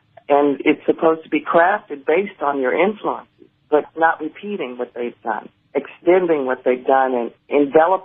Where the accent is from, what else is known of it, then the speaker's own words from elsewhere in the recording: Jackson, Mississippi, United States; I was born in Jackson, Mississippi